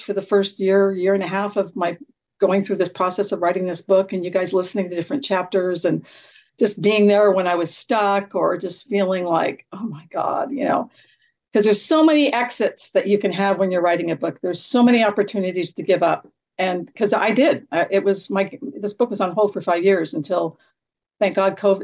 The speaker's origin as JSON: {"language": "English", "town": "Garden Grove", "region": "California", "country": "United States", "tie": "born or raised there", "said": "that's where I grew up in Garden Grove, California."}